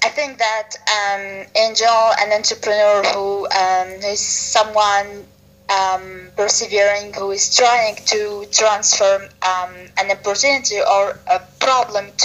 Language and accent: English; Tunisia; I'm an entrepreneur from Tunisia.